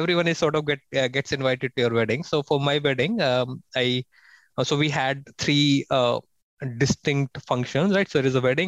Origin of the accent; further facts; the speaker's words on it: North India, India; moved away as an adult; also born or lived in Singapore; now in Philippines; I was born and raised in India. So I never left India for 20, 21 years